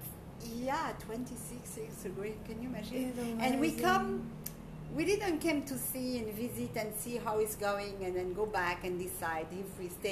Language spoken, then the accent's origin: English; Belgium; moved away as an adult; also born or lived in Morocco (ancestry); now in Bali, Indonesia; So I grew up the most part of my life in Belgium.